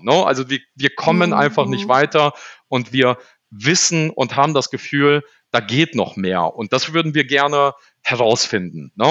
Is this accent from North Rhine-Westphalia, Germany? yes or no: yes; Düsseldorf, North Rhine-Westphalia, Germany; also born or lived in Poland; ich habe die ersten sechs Jahre meines Lebens ähm, im Container gelebt, hier in Düsseldorf-Garrat, mit meinen Eltern zusammen